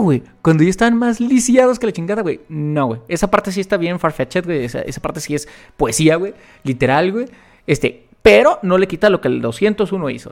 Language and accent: Spanish; Mexico; de México